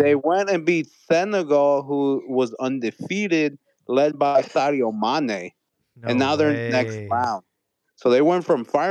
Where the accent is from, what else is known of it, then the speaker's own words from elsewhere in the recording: St. Louis, Missouri, United States; I'm from St. Louis